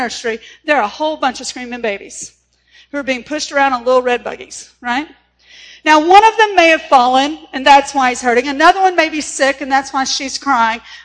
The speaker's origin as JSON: {"language": "English", "region": "Texas", "country": "United States", "tie": "born or raised there", "said": "In my hometown, where I graduated from high school"}